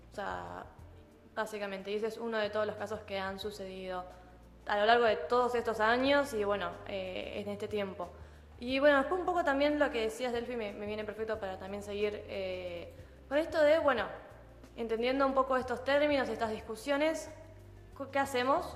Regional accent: Argentina; de nuestro territorio, eh, y también de las personas que lo habitamos

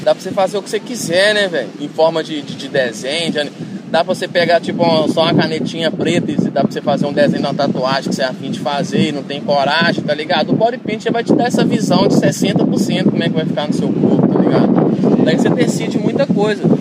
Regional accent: Itabira, Minas Gerais, Brazil; moved away; also born or lived in Portugal; na minha cidade, né, Itabira

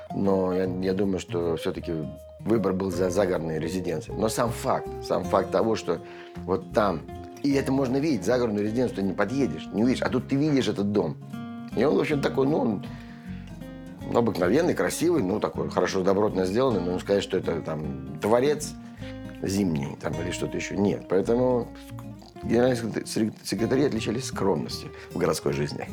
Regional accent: Saint Petersburg, Russia; now in Moscow, Russia; я коренной ленинградец

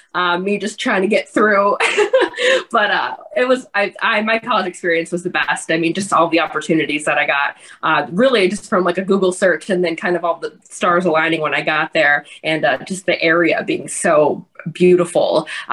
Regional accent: Cleveland, Ohio, United States; also born or lived in Strongsville, Ohio / Asheville, North Carolina; So I grew up here in Cleveland.

